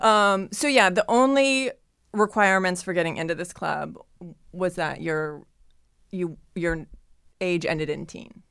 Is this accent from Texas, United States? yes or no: no; Ohio, United States; now in Los Angeles, United States; growing up in Ohio